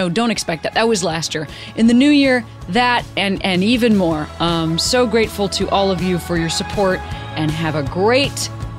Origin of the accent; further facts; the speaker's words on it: Western Springs, Illinois, United States; Well, I'm from the western suburbs of Chicago. I'm from Western Springs, which is like kind of near I guess maybe Oak Park is the biggest.